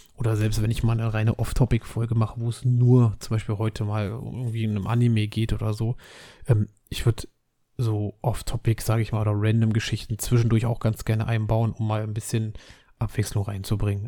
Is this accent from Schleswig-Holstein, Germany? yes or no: no; Berlin, Germany; Ich bin Berliner